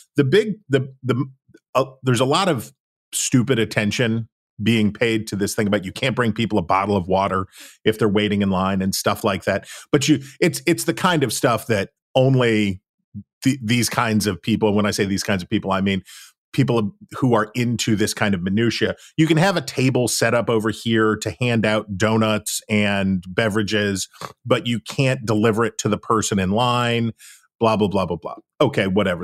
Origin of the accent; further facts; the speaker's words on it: West Virginia, United States; I'm from West Virginia